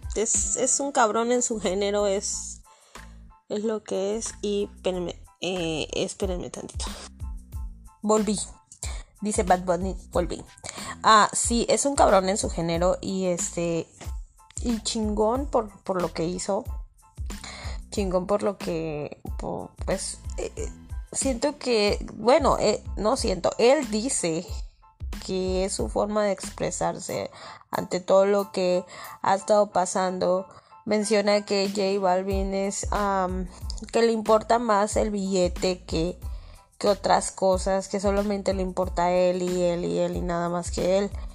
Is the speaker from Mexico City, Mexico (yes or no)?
yes; Mexico City, Mexico; soy del DF